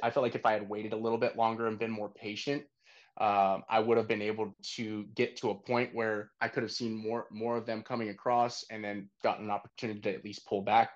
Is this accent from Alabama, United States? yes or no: no; Northern California, United States; moved away as an adult; also born or lived in Texas; now in Austin, United States; Originally, I'm from Northern California